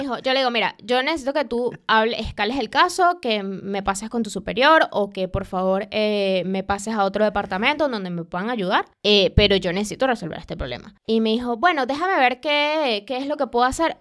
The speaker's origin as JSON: {"language": "Spanish", "country": "Venezuela", "moved": "yes", "said": "vengo de Venezuela, yo tuve ABA, yo tuve que pelear con CanTV"}